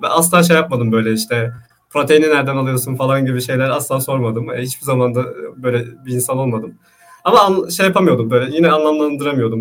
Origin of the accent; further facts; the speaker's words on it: Istanbul, Turkey; also born or lived in Grenoble, France; İstanbul doğumluyum, işte Anadolu Hisarı'nda yaşıyorum.